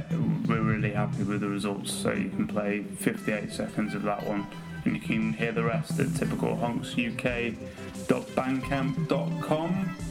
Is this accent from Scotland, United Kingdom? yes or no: no; Nuneaton, West Midlands, United Kingdom; I'm not from Reading. I was born in Nuneaton